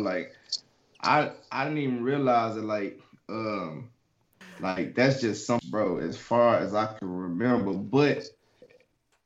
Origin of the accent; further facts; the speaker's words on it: Dallas, Texas, United States; I'm from Dallas, bro. Dallas, Texas, bro. Oak Cliff, America.